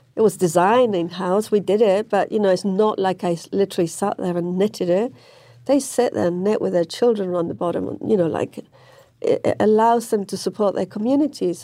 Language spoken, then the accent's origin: English; Manchester, North West England, United Kingdom; moved away; I grew up in Manchester